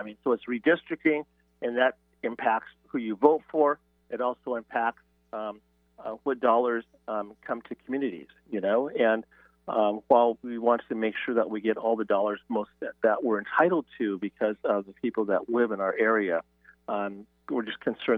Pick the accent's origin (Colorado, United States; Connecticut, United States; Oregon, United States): Oregon, United States; now in Washington, United States; I'm originally from Oregon